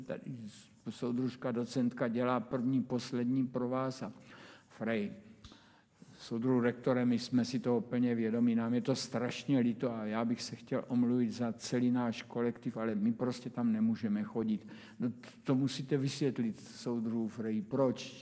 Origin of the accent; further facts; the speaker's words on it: Brno, South Moravian Region, Czechia; když jsem se narodil, tak prostě jsem bydlel celou dobu na Dimitrovově